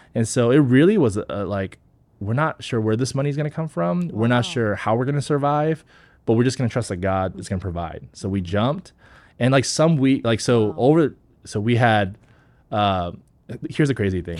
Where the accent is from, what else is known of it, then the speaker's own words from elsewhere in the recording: Texas, United States; also born or lived in South Korea; came to the States when I was five